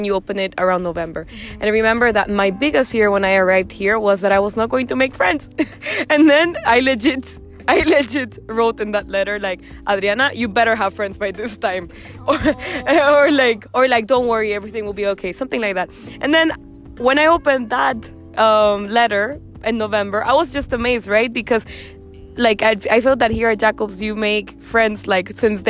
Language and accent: English; Honduras; now in Germany; The roommate from Honduras. That's me